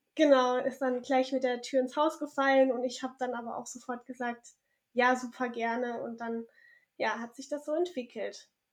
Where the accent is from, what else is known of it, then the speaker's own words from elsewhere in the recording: Southern Germany, Germany; moved away as an adult; also born or lived in Tübingen / Cologne; now in Bornheim, Germany; bin aber aufgewachsen in Süddeutschland